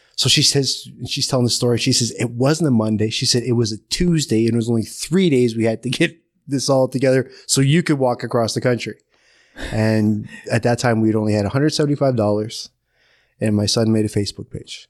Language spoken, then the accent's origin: English; Curve Lake First Nation, Ontario, Canada; I'm from Curve Lake First Nation